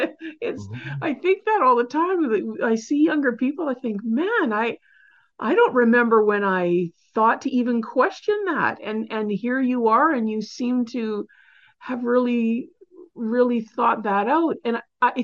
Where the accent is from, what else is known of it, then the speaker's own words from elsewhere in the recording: Canada; I'm Canadian